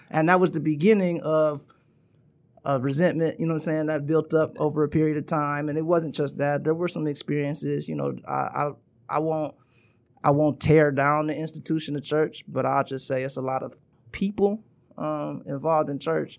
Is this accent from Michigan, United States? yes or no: yes; Troy, Michigan, United States; born or raised there; also born or lived in Wilmington, Delaware